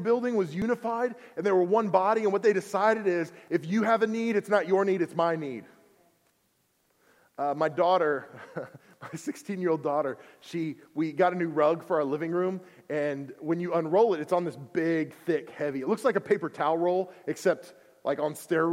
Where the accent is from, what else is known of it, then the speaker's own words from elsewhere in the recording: Oklahoma, United States; I'm from Oklahoma.